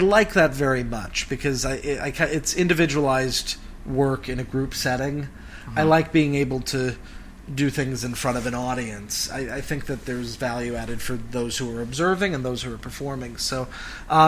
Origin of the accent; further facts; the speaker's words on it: Cleveland, Ohio, United States; I was an only child growing up in Cleveland